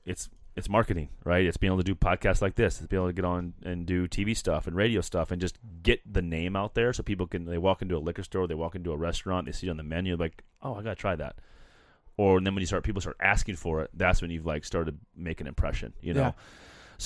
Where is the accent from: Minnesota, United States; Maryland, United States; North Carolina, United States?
Minnesota, United States; and I'm helping Grey Duck, and I'm from Minnesota.